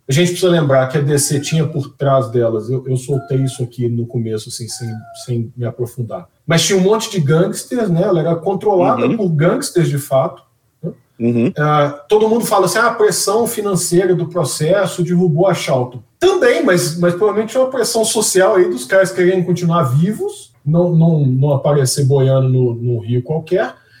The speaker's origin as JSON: {"language": "Portuguese", "region": "Minas Gerais", "country": "Brazil", "said": "meu país, Minas Gerais"}